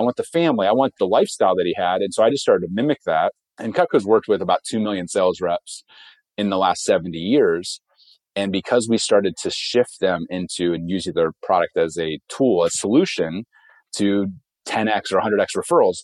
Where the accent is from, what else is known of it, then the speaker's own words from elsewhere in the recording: Ohio, United States; I grew up in Ohio on a farm, one of six kids on 47 acres